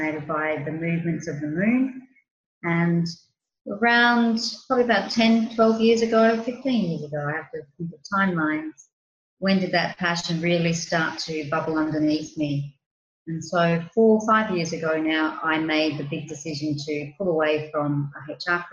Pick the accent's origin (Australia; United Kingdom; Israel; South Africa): Australia; moved away as an adult; now in Crete, Greece; I'm an Australian, and 4 or 5 years ago now, I was doing different things in my home country